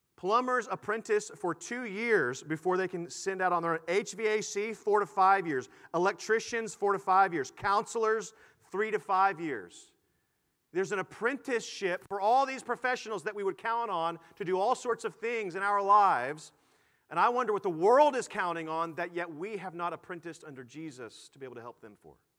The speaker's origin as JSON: {"language": "English", "town": "Houston", "region": "Texas", "country": "United States", "tie": "born or raised there", "said": "I grew up in Houston"}